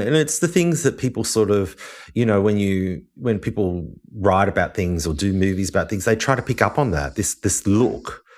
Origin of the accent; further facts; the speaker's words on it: Wollongong, New South Wales, Australia; also born or lived in Sydney; I grew up in Wollongong